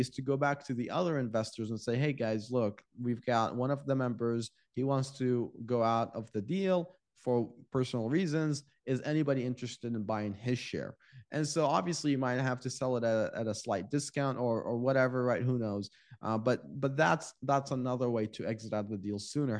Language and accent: English; Iraq; now in United States; I'm from Iraq